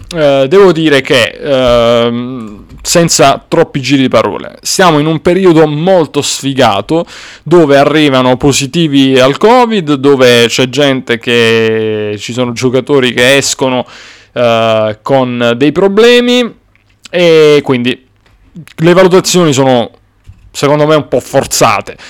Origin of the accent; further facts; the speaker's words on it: Apulia, Italy; non sono barese come avrete notato, però va bene. Sono pugliese comunque